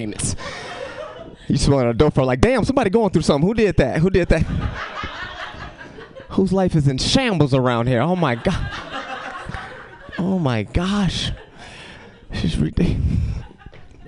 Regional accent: Chicago, Illinois, United States; moved away as an adult; now in California, United States; I go back home and act like I ain't lived there for 23 years

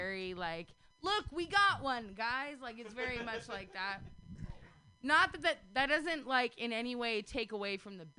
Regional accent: Sacramento, California, United States; I grew up in Oak Park as a kid.

